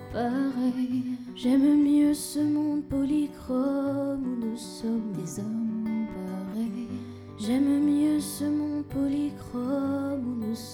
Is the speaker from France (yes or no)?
no; Madagascar; Le malgache, c'est la langue qui est parlée à Madagascar, mon pays d'origine.